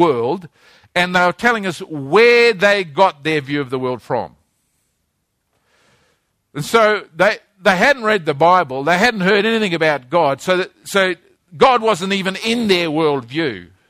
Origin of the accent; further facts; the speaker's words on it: Christchurch, Canterbury, New Zealand; born there; this is a cathedral in the town where I was born, a city I was born in Christchurch, New Zealand. I was born in this place.